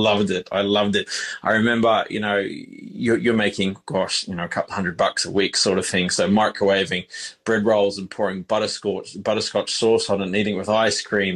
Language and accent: English; Queensland, Australia; I grew up, ultimately ended up growing up in Queensland anyway for the best part of my earlier childhood from the age of, say, three through to 13.